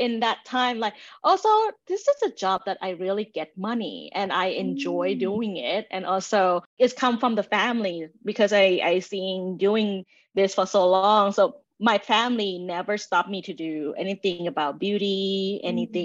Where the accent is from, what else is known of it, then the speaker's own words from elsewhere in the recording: Thailand; moved away; I grew up in Thailand